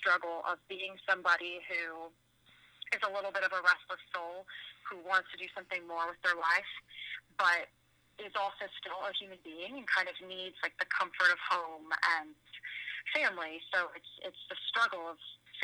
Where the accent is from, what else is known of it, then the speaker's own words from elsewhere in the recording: Virginia, United States; moved away as an adult; now in Nashville, United States; I was driving from Virginia back to Nashville. I had been back home visiting family